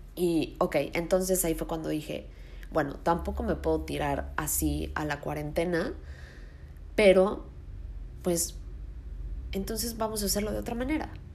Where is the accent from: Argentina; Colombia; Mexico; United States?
Mexico; Mexico City; moved away as an adult; yo soy de Ciudad de México, me cambié a vivir a otro lugar